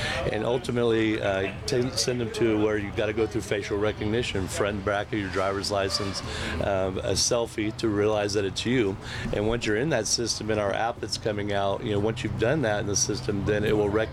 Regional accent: Austin, Texas, United States; we hail from Austin. We're from right here

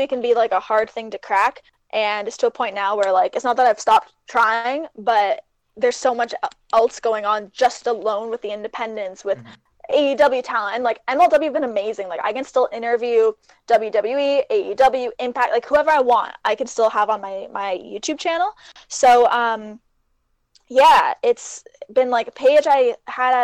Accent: Canada; Both of us being Canadian

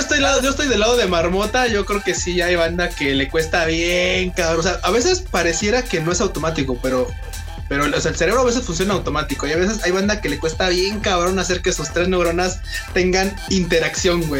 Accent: Mexico; los mexicanos somos ruidosos

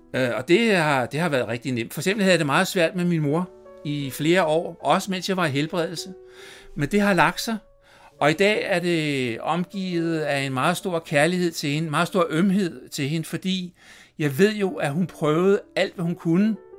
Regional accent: Copenhagen, Capital Region of Denmark, Denmark; jeg voksede op på Christianshavn i København

